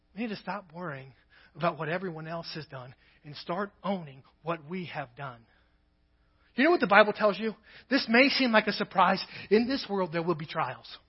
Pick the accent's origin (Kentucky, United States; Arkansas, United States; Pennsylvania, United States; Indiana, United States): Kentucky, United States; also born or lived in Nebraska; now in Crawford, United States; I'm from Kentucky, so in Kentucky it was a drawer